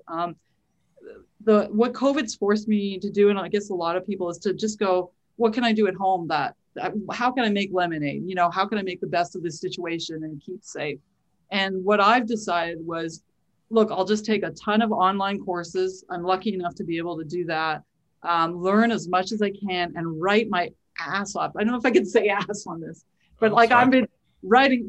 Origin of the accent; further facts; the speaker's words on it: Winnipeg, Manitoba, Canada; also born or lived in Toronto; I was born in Toronto, but I grew up and was raised in Winnipeg